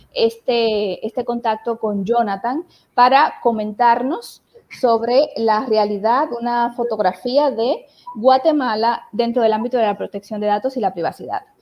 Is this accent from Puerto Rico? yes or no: no; Puerto Plata, Dominican Republic; moved away as an adult; also born or lived in Santiago de Compostela, Spain; now in Barcelona, Spain; Soy de República Dominicana, de un pueblo hermoso, costero, Puerto Plata, y tengo unos 16 años viviendo aquí en Barcelona, España.